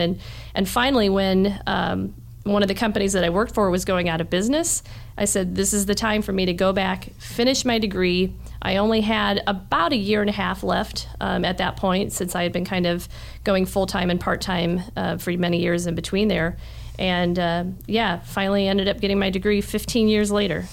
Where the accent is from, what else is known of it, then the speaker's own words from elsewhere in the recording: New Haven, Indiana, United States; also born or lived in Fort Wayne, Indiana; I grew up in New Haven. Uh, went to New Haven High School and okay. have for the most part, been a Fort Wayne resident, um, Allen County resident, my entire life